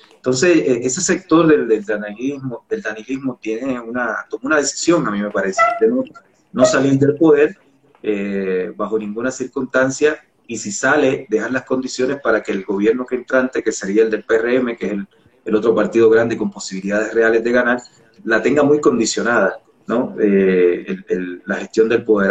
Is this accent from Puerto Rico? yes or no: yes; San Juan, Puerto Rico; also born or lived in San Francisco de Macorís, Dominican Republic; now in Ecuador; Me crié en Barrio Obrero, imagínate, que es un barrio